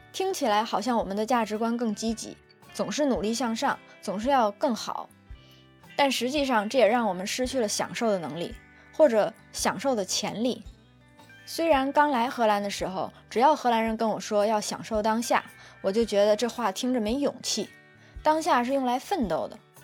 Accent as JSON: {"language": "Chinese", "country": "China", "tie": "born or raised there", "moved": "as an adult", "lives_now": "Netherlands", "said": "我在中国长大的这几十年里"}